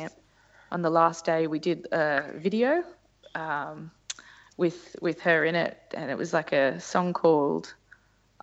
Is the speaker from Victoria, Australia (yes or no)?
no; Newcastle, New South Wales, Australia; I'm from Newcastle, so I've been traveling to and from Sydney for work